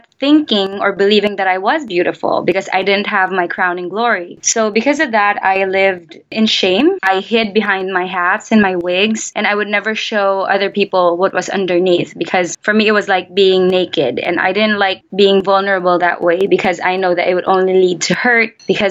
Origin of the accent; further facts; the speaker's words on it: Philippines; I'm Filipino. I was born and raised here